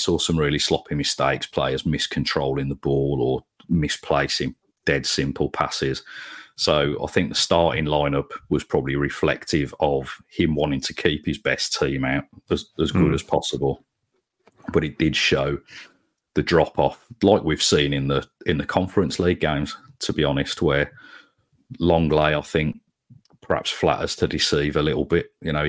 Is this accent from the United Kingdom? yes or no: yes; Sutton Coldfield, West Midlands, United Kingdom; having grown up really in the 90s, and growing up in Sutton Coldfield, I went to school with more United fans than Blue Noses.